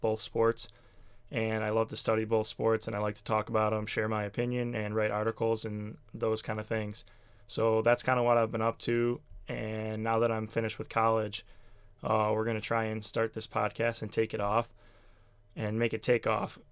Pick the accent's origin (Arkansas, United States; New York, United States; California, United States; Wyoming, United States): New York, United States; Buffalo; I'm from Buffalo, New York